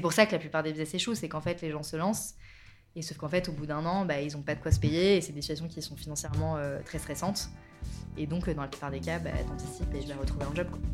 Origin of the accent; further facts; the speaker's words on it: Bordeaux, Nouvelle-Aquitaine, France; moved away as an adult; now in Paris, France; je suis originaire du sud-ouest, de Bordeaux, et là, ça va faire un peu plus de 10 ans que, que je vis à Paris